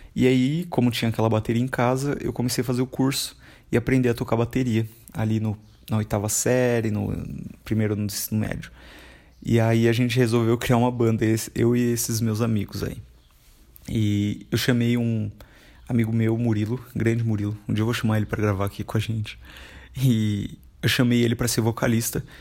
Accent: Carapicuíba, São Paulo, Brazil; Eu fui criado em Carapicuíba, que é uma cidade vizinha de Osasco

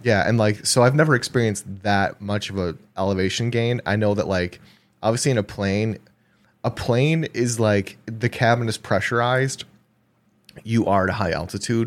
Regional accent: Wisconsin, United States; we're from Wisconsin

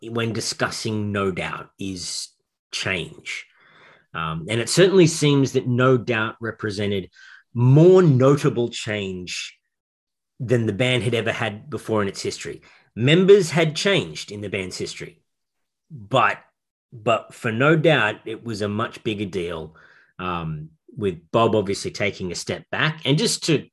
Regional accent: Australia; I and my intrepid brother, David, we're both from Australia. We're not even Americans

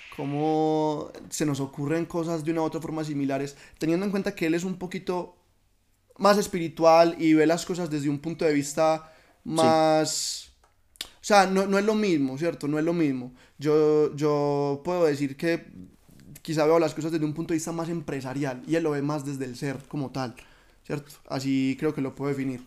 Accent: Oriente Antioqueño, Antioquia, Colombia; yo amo el lugar de donde soy y quiero representarlo siempre

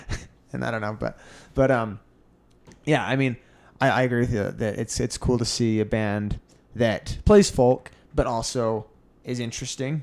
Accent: United States

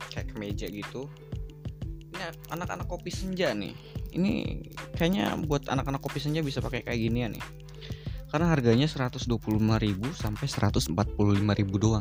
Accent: West Java, Indonesia; jujur aku tuh orang Sunda ya aing teh orang Sunda

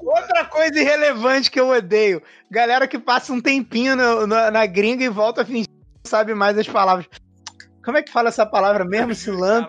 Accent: Rio de Janeiro, Brazil; eu sou carioca

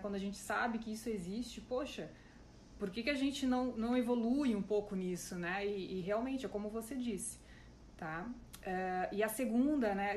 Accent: Joinville, Santa Catarina, Brazil; na minha cidade natal, em Joinville

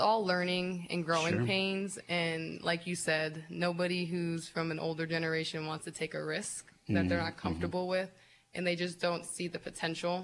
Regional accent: Erie, Pennsylvania, United States; And I grew up on the Lower East Side. I live on the Lower East Side, so it's like I'm the first Lower East Side City Council person

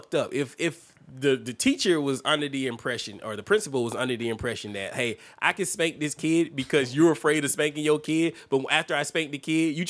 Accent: Alabama, United States; I grew up in Alabama

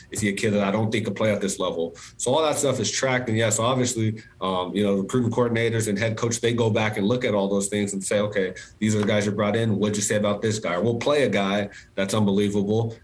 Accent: San Diego, California, United States; also born or lived in Boulder, Colorado; San Diego is home. You know, I, I love being here. My family's here. I met my wife here. Um, so obviously, Colorado's my alma mater. Um, but but San Diego's home. I, I, I, love being being in my hometown

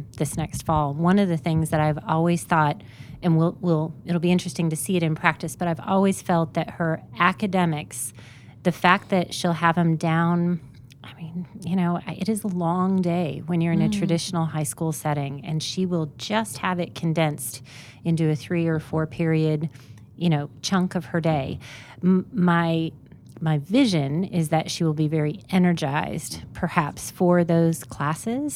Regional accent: Indiana, United States; I grew up in Indiana

